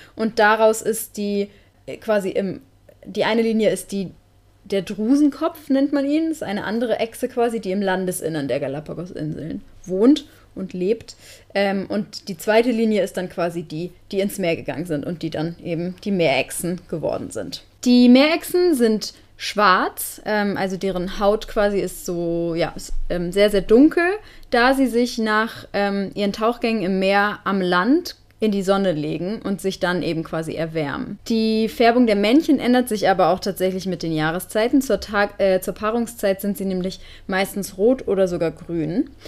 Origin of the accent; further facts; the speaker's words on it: Northern Germany, Germany; moved away; Wir kommen ja beide aus dem Norden